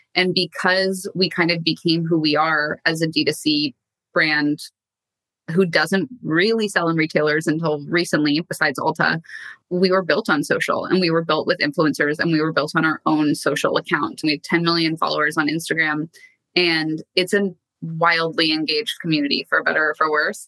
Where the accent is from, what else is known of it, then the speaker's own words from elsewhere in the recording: Canada; moved away as an adult; also born or lived in New York / London; now in Los Angeles, United States; So I am originally from Canada and I've been in LA now for the past six odd years